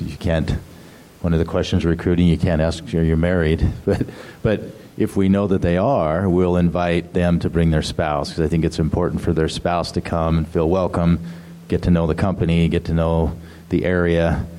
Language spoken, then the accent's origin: English; Salt Lake City, Utah, United States; moved away as an adult; also born or lived in Las Vegas; I grew up in Salt Lake City area